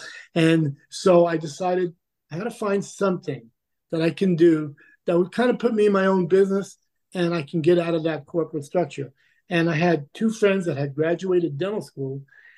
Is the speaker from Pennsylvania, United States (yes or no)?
no; New York City, New York, United States; moved away as an adult; also born or lived in Philadelphia / Brooklyn, New York / Jamaica, Queens / California; growing up in New York is, New York is about as progressive as you can get, really, you know? And then I moved to Jamaica, Queens, which is a highly integrated neighborhood.